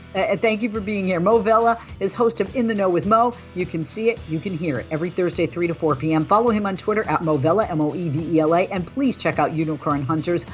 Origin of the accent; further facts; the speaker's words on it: southeastern Massachusetts, United States; also born or lived in Fall River, Massachusetts; grew I grew up uh, outside of Boston in uh, southeastern Massachusetts